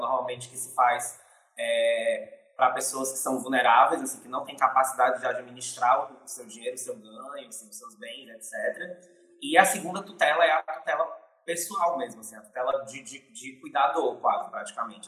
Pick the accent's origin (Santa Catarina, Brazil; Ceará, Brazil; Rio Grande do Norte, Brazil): Ceará, Brazil; Fortaleza; eu sou fortalezense aqui do Ceará, nordestino